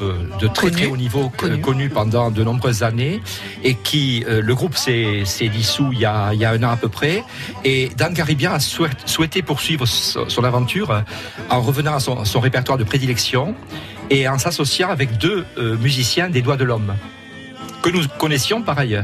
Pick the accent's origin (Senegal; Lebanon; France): France; Perpignan, Occitania; moved away; also born or lived in Charente-Maritime; je suis perpignanais, mais j'ai vécu en Charente-Maritime, je me suis installé dans l'Aspre